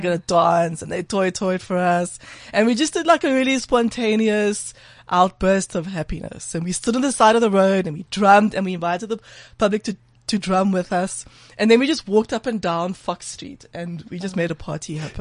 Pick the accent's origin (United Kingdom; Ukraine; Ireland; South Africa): South Africa